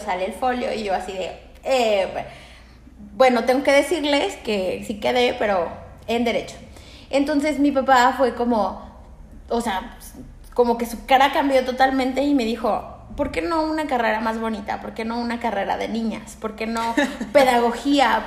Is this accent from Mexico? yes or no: yes; Aguascalientes, Mexico; moved away as an adult; en mi pueblo, soy de Aguascalientes